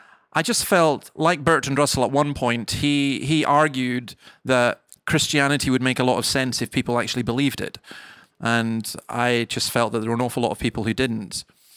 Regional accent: Scotland, United Kingdom; For example, I grew up in the Highlands of Scotland, and I used to walk along these cliffs that were about 200 feet high

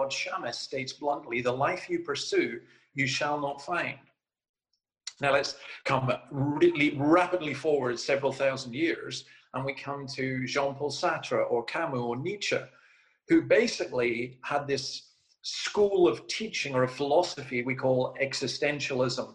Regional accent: Scotland, United Kingdom; As a Scotsman

